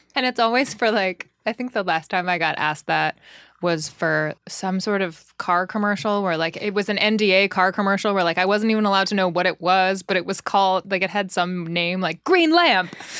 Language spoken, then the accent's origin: English; Los Angeles, California, United States; now in New York City, United States; I grew up in Los Angeles. My whole entire family is from New York, just not me.